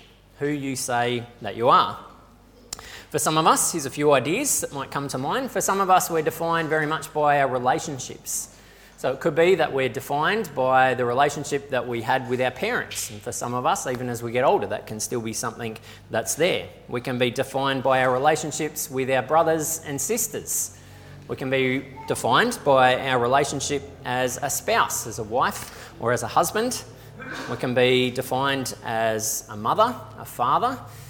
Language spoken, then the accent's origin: English; Australia; For a lot of us, we wrestle with what it actually means for our identity to be shaped by being Australian.